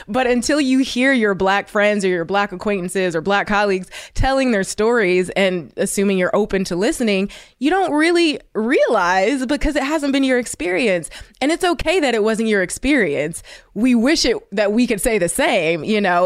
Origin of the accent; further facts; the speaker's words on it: Ohio, United States; I'm from Ohio, and I, you know, I went to an all-white school